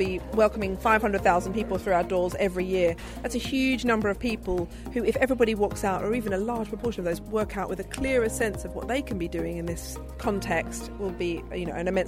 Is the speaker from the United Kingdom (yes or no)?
no; Australia; moved away; I'm an Australian